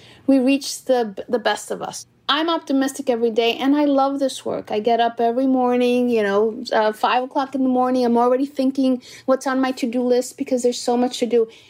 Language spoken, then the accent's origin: English; New York City, New York, United States; also born or lived in Dominican Republic; I was born in Corona, Queens, by parents of Dominican ancestry